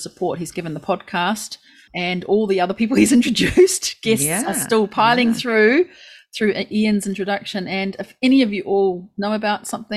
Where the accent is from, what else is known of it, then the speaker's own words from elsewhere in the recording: Christchurch, Canterbury, New Zealand; now in Japan; it is my hometown.